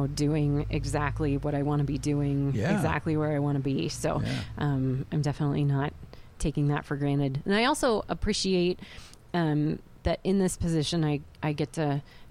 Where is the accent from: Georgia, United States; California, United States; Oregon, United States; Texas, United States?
Oregon, United States; Hillsboro; I went to Glencoe High School back in the day, and Hillsboro was quite a bit smaller back when I grew up there